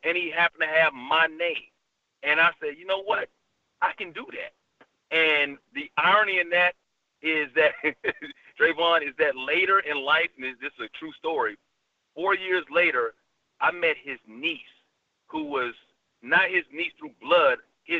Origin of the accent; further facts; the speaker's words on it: Bronx, New York, United States; born there; now in Alabama, United States; I was born in the Bronx, so I had one accent there. Then I moved to Alabama, and that accent started coming out.